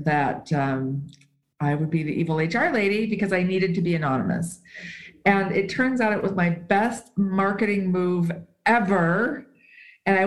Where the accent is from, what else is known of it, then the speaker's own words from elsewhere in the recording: United States; first language English; moved away as an adult; also born or lived in California / Southern Utah; now in Switzerland; I am American. I intend to return to the States one day, but I live in Switzerland.